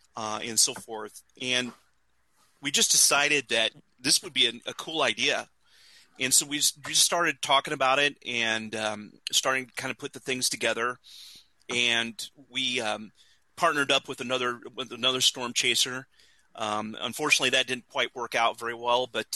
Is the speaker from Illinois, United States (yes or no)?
no; Indiana, United States; I grew up in Indiana